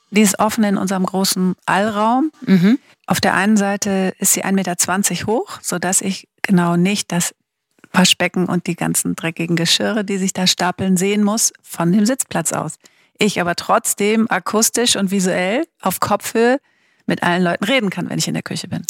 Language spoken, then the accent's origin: German; Schleswig-Holstein, Germany; moved away; ich bin ja aus Schleswig-Holstein